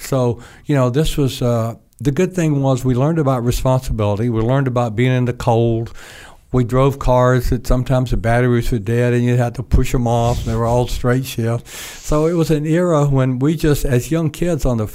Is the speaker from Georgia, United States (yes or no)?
yes; North Georgia, United States; I was born down in South Georgia, but when I was about 2 years old, my parents moved back to North Georgia